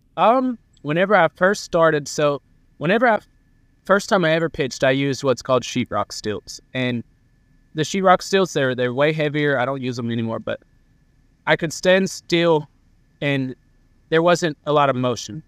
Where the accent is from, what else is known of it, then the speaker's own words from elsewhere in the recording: near Columbus, Georgia, United States; Columbus, Georgia. That's forty-five minutes from my hometown